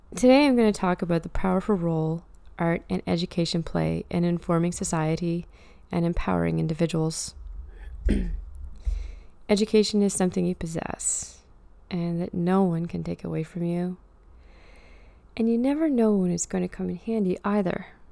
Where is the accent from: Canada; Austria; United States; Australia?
Canada; Truro, Nova Scotia; moved away; I often visit Truro, my hometown.